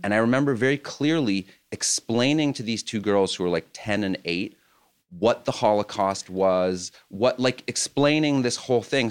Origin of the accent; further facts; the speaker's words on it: France; moved away; I grew up in France